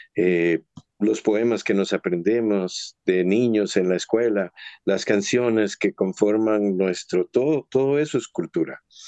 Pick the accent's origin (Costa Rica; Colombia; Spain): Costa Rica; nosotros como costarricenses